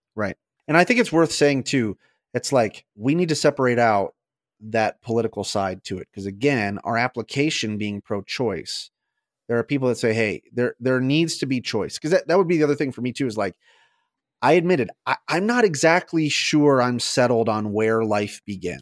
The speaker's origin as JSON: {"language": "English", "country": "United States", "said": "as an American"}